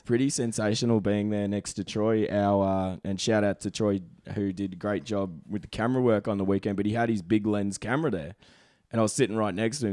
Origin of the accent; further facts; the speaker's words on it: Brisbane, Queensland, Australia; now in Toronto, Canada; We are both from Bris Vegas